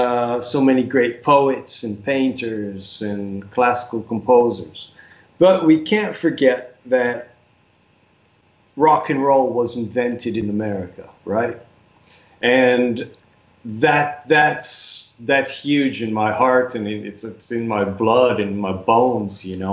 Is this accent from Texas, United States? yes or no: no; Racine, Wisconsin, United States; moved away as an adult; now in France; I was born in Racine, lived a long time in Racine, or at least in the southeast of Wisconsin.